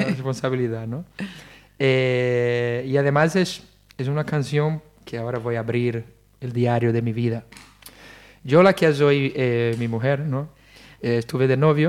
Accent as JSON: {"language": "Spanish", "region": "Rio de Janeiro", "country": "Brazil", "also_born_or_lived": "Italy", "second_language": "Spanish", "moved": "as an adult", "lives_now": "Spain", "said": "yo además soy de Río de Janeiro"}